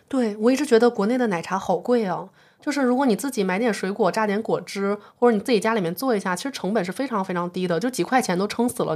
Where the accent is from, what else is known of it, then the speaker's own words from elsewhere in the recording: Beijing, China; 作为北京人听了这么多年